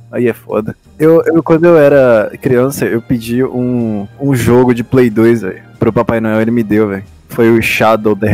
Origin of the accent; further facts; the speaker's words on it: Bahia, Brazil; Eu amo essa xenofobia porque a gente é baiano.